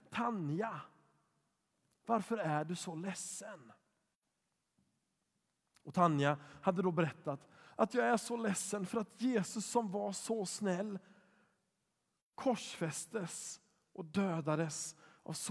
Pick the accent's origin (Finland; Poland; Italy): Poland; när jag var sex år gammal så fick jag låna en barnbok från min katolska kompis i Polen där jag växte upp.